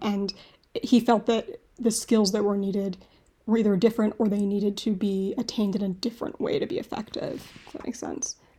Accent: Boston, Massachusetts, United States; I'm from Boston

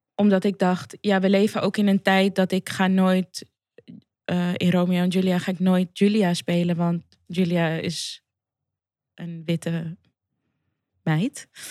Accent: Amsterdam, North Holland, Netherlands; Ik ben gewoon cement uit Amsterdam Zuidoost.

